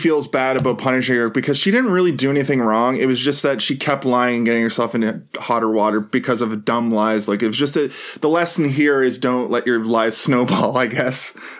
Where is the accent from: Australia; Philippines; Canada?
Canada; Halifax, Nova Scotia; I'm from Halifax.